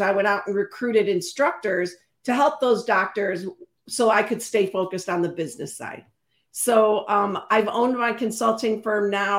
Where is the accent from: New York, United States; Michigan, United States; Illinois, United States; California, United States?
Illinois, United States; Chicago; also born or lived in Carthage, Illinois; born and raised in Chicago